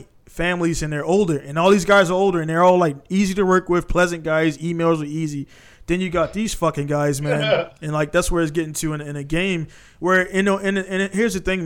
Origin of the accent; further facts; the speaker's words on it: Baltimore, Maryland, United States; I'm from East Baltimore